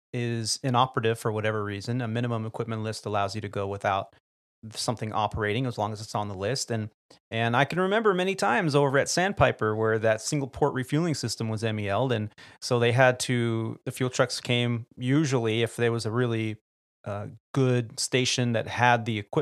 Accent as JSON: {"language": "English", "region": "California", "country": "United States", "tie": "born or raised there", "said": "being that I grew up in the Bay Area and got to hear stories from aviators that did fly in there."}